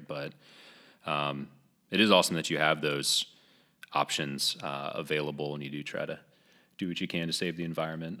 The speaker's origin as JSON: {"language": "English", "region": "New England", "country": "United States", "tie": "born or raised there", "moved": "yes", "lives_now": "Greenville, United States", "said": "I'm actually, uh, born and raised in New England"}